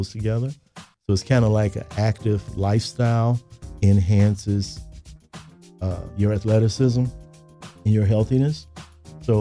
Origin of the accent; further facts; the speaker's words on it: Chicago, Illinois, United States; I was born and raised in Chicago